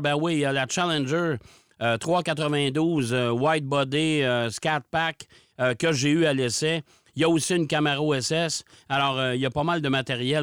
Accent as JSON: {"language": "French", "country": "Canada", "said": "chez nous au Canada"}